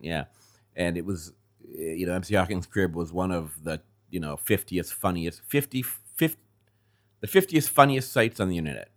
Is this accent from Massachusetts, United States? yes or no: yes; Andover, Massachusetts, United States; also born or lived in Gloucester, Massachusetts; I grew up about twenty miles north of here. uh, Andover